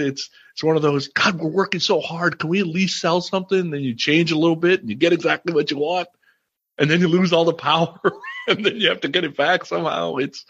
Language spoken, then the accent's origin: English; Midwest, United States; born there; Yeah, I was born in the Midwest, so we moved there in 1980.